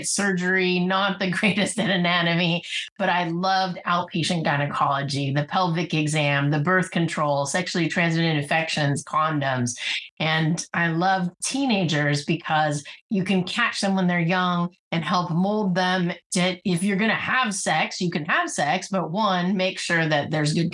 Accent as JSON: {"language": "English", "area": "Bay Area", "region": "California", "country": "United States", "tie": "born or raised there", "also_born_or_lived": "Silicon Valley", "said": "I grew up in the Bay Area"}